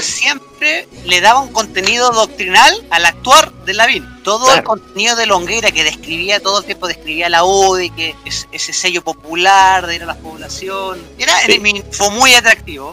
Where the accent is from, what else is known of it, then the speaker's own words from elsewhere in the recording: Copiapó, Atacama, Chile; moved away; yo soy de Copiapó